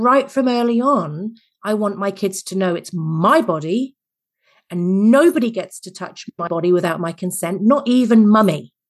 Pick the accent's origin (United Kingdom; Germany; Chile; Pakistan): United Kingdom; England; accent: Mary Poppins slash Nanny McPhee; now in Adelaide, Australia; I'm originally English